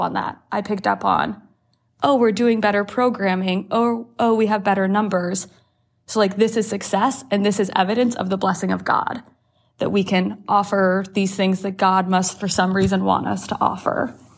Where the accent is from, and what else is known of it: Worthington, Ohio, United States; born or raised there; also born or lived in Canada